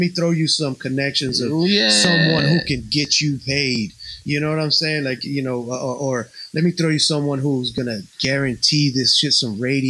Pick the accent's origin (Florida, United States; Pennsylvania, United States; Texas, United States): Texas, United States; Houston; English is a second language; also born or lived in Puerto Rico; I'm proud motherfucker born in Puerto Rico, baby. You know what I'm saying? I grew up in Houston, but I got there when I was like 10 years old. I had to learn how to speak English.